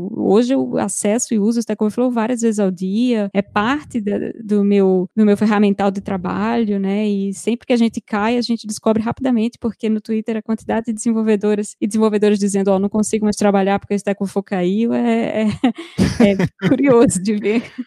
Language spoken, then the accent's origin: Portuguese; Recife, Pernambuco, Brazil; moved away as an adult; also born or lived in Rio de Janeiro, Brazil; now in São Paulo, Brazil; saí de Recife em 2008